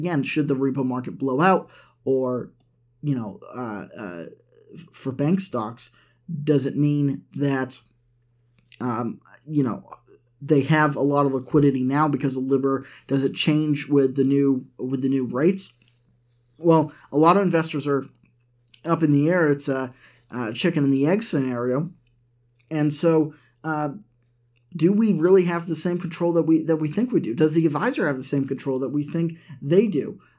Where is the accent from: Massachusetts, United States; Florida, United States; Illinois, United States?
Massachusetts, United States; growing up in Massachusetts, we had the New England Revolution that played at the Patriots Stadium.